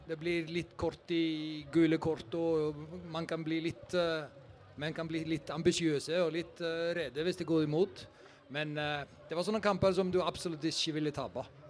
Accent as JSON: {"language": "Norwegian", "country": "Iceland", "moved": "as an adult", "said": "Jeg kommer fra Island."}